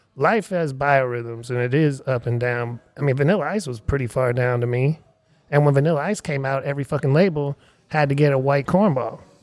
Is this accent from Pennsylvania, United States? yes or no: yes; Erie, Pennsylvania, United States; now in Austin, United States; my hometown is Erie, Pennsylvania.